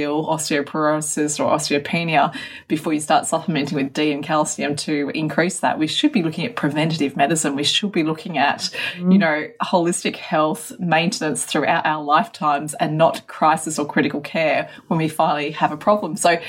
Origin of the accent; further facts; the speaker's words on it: Australia; but I'm Australian, I'm out in the sun all the time.